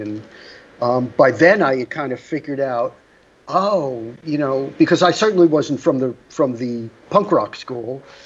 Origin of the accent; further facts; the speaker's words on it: New York City, New York, United States; I grew up in Rockaway, which was a, a, a, beach area